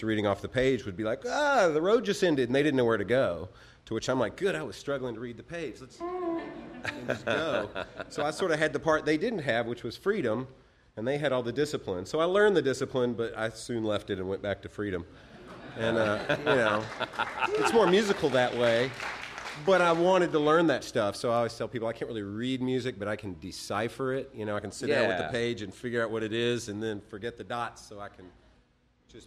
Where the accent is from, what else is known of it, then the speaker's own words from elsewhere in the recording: Nashville, Tennessee, United States; I grew up in Nashville, Tennessee.